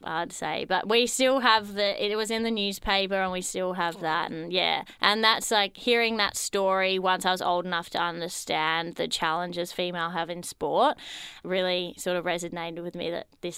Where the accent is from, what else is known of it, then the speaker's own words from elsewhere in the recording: Perth, Western Australia, Australia; now in Melbourne, Australia; I'm originally a Perth girl, so I grew up in Perth, but I'm currently working in Melbourne